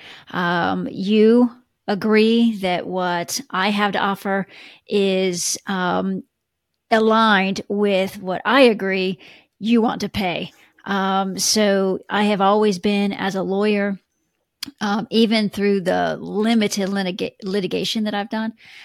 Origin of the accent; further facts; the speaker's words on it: Texas, United States; now in Atlanta, United States; I'm not originally from Atlanta. I'm originally from Texas, the central states.